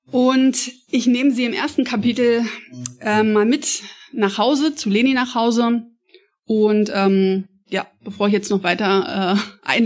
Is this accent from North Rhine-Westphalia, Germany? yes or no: no; Saxony-Anhalt, Germany; Ich bin selber ein Plattenmädchen, also ich bin selber an der Platte groß geworden. Nicht in Berlin, aber in ähm, einer sachsen-anhaltinischen Kleinstadt.